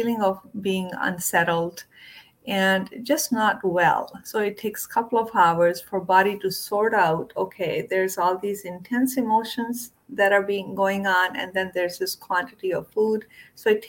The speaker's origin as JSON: {"language": "English", "country": "India", "tie": "born or raised there", "said": "when I was growing up in India"}